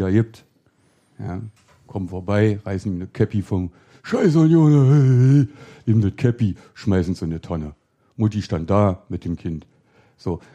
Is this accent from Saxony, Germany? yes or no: no; Berlin, Germany; da, wo ich im Friedrichshain aufgewachsen bin